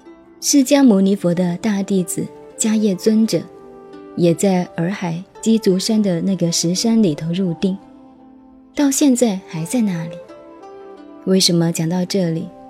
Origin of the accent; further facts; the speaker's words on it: Yueqing, Zhejiang, China; 山上的湖就是雁荡湖，在浙江乐清，我的家乡。可惜我没有上去过。